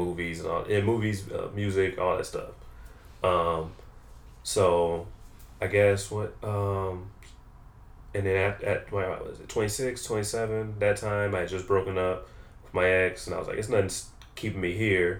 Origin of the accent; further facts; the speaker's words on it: Oak Park, Illinois, United States; moved away as an adult; also born or lived in Chicago South Side; I'm from Oak Park, Illinois, which is a suburb of Chicago